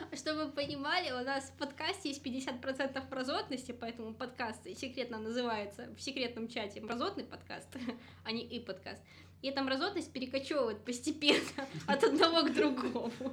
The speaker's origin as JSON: {"language": "Russian", "region": "Gomel Region", "country": "Belarus"}